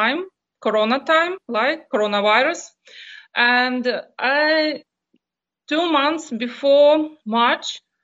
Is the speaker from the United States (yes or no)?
no; Donetsk, Donetsk Oblast, Ukraine; English is a second language; moved away as an adult; also born or lived in Luhansk / Melitopol; I'm not from Melitopol. I'm from Donetsk